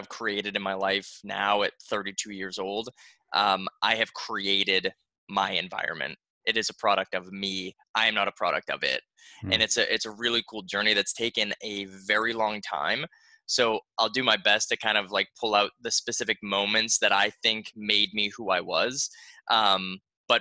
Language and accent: English; Boston, Massachusetts, United States; now in Florida, United States; I grew up in Boston